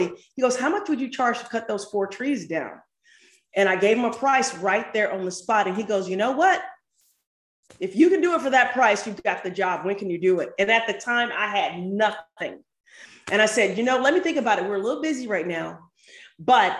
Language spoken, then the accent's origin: English; St. Louis, Missouri, United States; now in Atlanta, United States; I grew up in St. Louis, but moved to Atlanta and started a tree service here in Atlanta